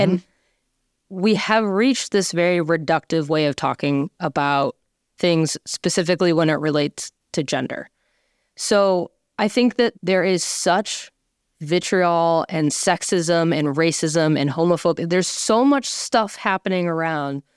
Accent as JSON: {"language": "English", "town": "Boston", "region": "Massachusetts", "country": "United States", "said": "I'm from Boston"}